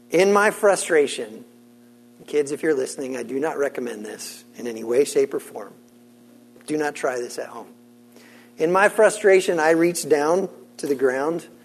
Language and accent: English; Senegal; Now, I grew up in West Africa. I grew up in the country of Senegal, which sits on the West African coast line, and my parents served as missionaries there.